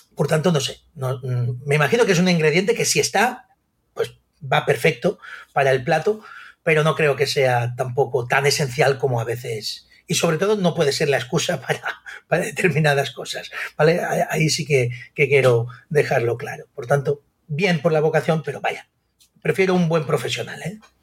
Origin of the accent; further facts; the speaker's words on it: Sant Carles de la Ràpita, Catalonia, Spain; soy nacido en San Carles de la Rápida